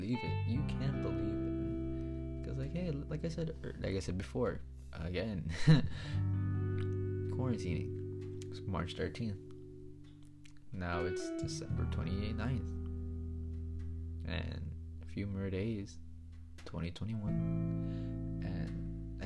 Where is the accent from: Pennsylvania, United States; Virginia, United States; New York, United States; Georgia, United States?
New York, United States; I'm from New York